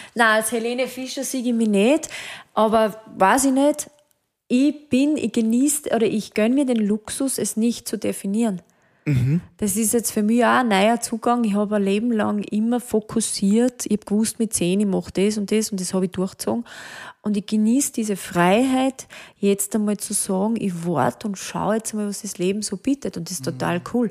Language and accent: German; Hochschwab area, Styria, Austria; now in Mödling, Austria; ich liebe den Hochschwab, das ist eigentlich so mein Hausberg, wo ich aufgewachsen bin.